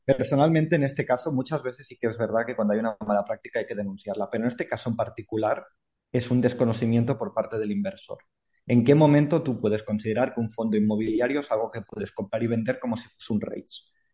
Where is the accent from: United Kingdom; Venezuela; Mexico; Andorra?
Andorra; yo soy de Andorra